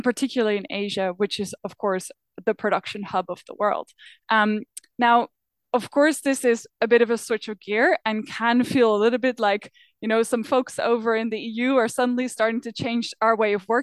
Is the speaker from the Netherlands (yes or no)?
yes; Netherlands; now in Berlin, Germany; I am from the Netherlands